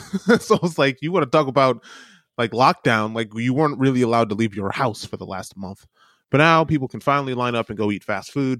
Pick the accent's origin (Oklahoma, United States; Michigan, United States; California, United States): Michigan, United States; moved away; my own state where I grew up in Michigan